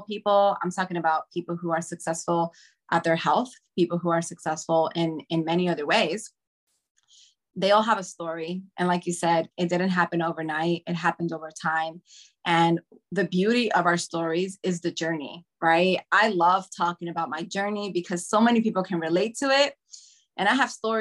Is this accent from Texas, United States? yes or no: no; New York City, New York, United States; I grew up in Washington Heights.